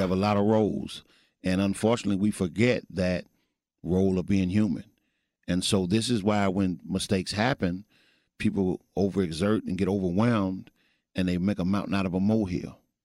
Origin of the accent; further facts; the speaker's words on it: Missouri, United States; also born or lived in Fort Worth, Texas; now in Texas, United States; I'm originally from Missouri